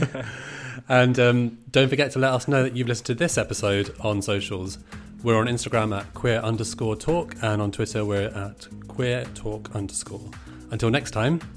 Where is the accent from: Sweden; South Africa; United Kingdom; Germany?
United Kingdom; Brighton, South East England; when I was younger, growing up in Brighton